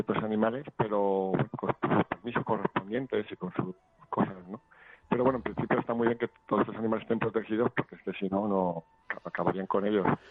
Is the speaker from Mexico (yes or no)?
no; Madrid, Community of Madrid, Spain; nací en Aluche